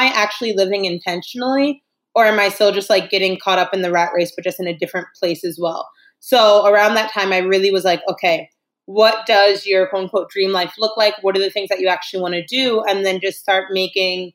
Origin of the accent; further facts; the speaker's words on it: New York, United States; moved away as an adult; now in Spain; I'm originally from New York, but I've been living in Spain for the past 5 years